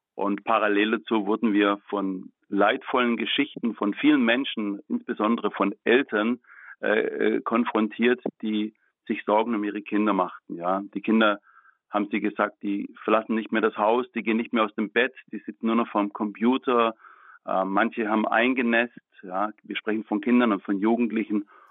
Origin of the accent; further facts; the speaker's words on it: Baden-Württemberg, Germany; ich komme aus Baden-Württemberg